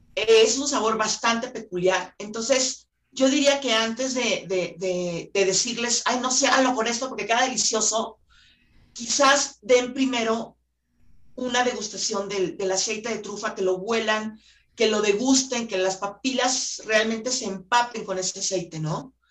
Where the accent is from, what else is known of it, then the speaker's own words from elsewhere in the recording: Guadalajara, Jalisco, Mexico; yo por ejemplo soy de Guadalajara